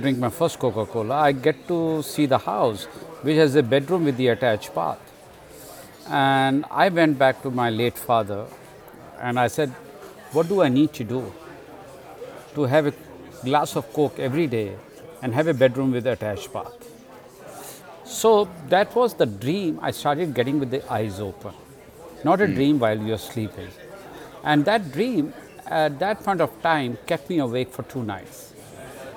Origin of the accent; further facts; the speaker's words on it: India; moved away; I grew up in India, and my childhood was very interesting